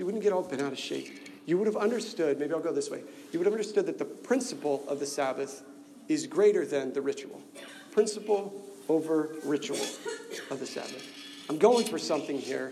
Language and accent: English; Nebraska, United States; I'm from Nebraska